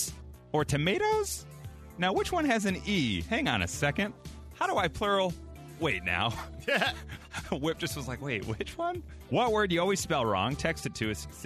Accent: Mount Prospect, Illinois, United States; we grew up in Mount Prospect

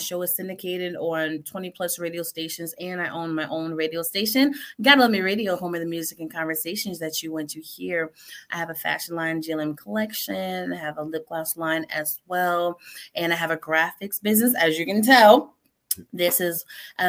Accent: Connecticut, United States; now in Indiana, United States; I'm not from Florida. I'm originally from Connecticut

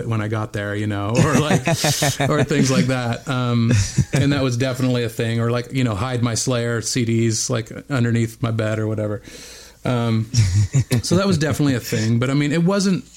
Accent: Bend, Oregon, United States; moved away; also born or lived in Whittier, California; I was born in Southern California, in Whittier, California, but only lived there for about a year before we moved to Bend, Oregon.

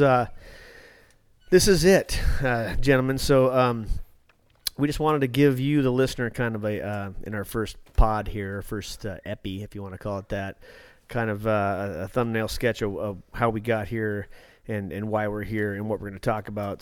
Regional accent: Alaska, United States; also born or lived in West Palm Beach, Florida; born in Florida, moved to Alaska when I was three months

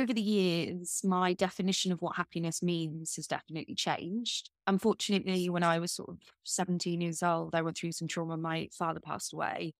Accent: United Kingdom; I'm British

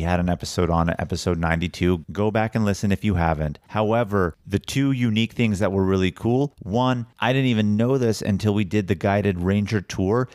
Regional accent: Woodland, California, United States; moved away as an adult; now in San Diego, United States; we grew up in Woodland, California, which is ten minutes north of Sacramento.

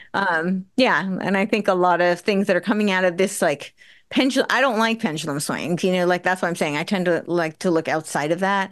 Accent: United States; I grew up right outside New York City

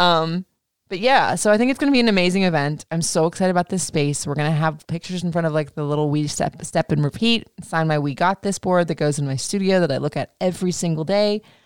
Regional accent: Florida, United States; I grew up in Florida

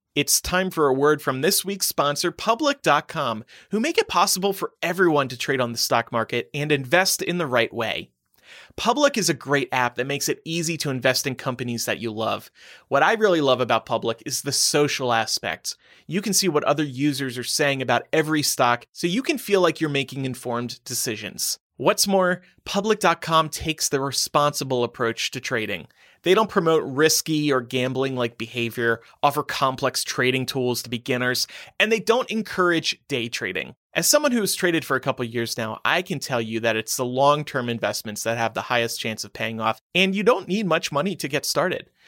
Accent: Nevada, United States; moved away; my home state of Nevada

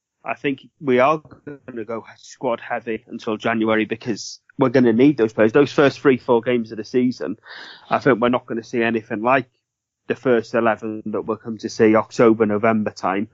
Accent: Welsh, Wales, United Kingdom; me being Welsh

